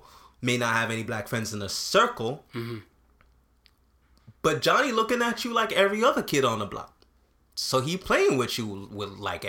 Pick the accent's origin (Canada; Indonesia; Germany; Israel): Canada; even though I grew up in Canada, and not to say that there's no racism here